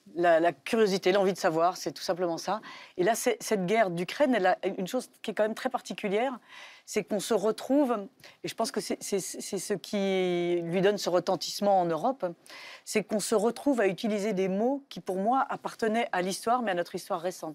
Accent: Belgium; now in France; je suis française, mais j'ai grandi en Belgique

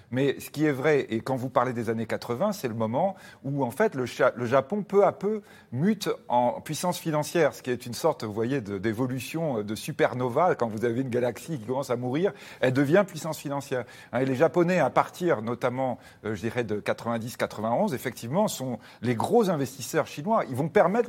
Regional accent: France; chez nous, en France

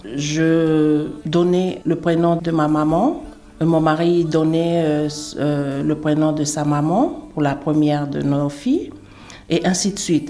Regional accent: Uvea, Wallis & Futuna; chez nous, à Wallis

